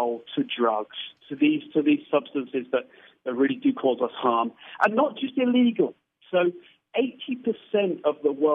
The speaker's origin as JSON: {"language": "English", "country": "United Kingdom", "said": "I'm a Brit"}